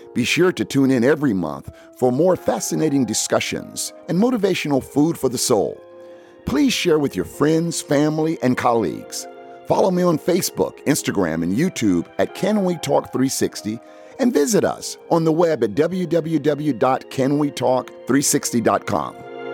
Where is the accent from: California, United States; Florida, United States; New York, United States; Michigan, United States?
Florida, United States; Fort Lauderdale; since I've been a little kid growing up in Fort Lauderdale